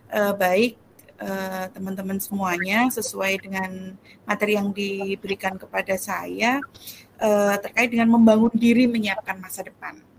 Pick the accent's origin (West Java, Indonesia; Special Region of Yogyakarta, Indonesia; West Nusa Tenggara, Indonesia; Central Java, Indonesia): Special Region of Yogyakarta, Indonesia; Bantul; born there; Saya lahir di Bantul 26 Oktober 1985.